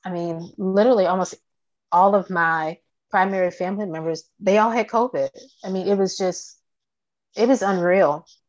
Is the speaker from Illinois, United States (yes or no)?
no; Virginia, United States; moved away as an adult; also born or lived in Atlanta, Georgia; now in Georgia, United States; I am from the Atlanta area, and um, I was raised in Virginia primarily